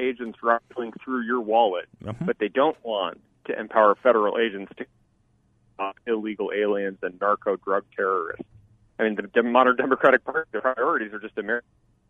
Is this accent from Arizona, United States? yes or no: yes; Tucson, Arizona, United States; We've seen it in Tucson, especially my hometown.